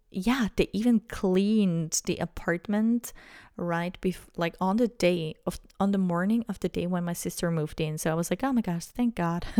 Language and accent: English; Switzerland; I'm from Switzerland